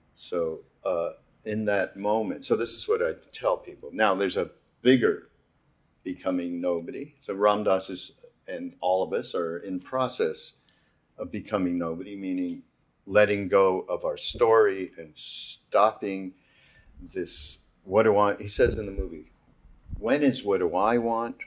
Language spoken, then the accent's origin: English; Montreal, Quebec, Canada; I'm from Montreal, as you know, from Quebec.